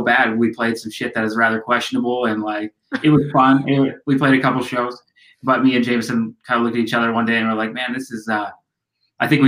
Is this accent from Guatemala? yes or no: no; Canada; We're these weirdos from Canada.